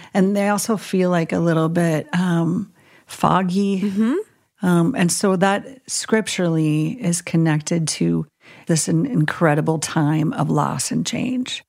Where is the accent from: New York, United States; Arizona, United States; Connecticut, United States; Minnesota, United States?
Minnesota, United States; I grew up in Minnesota